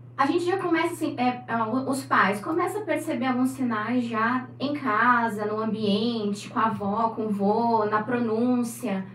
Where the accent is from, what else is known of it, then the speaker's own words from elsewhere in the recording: São Paulo, Brazil; moved away as an adult; now in Santos, Brazil; Nasci em São Paulo.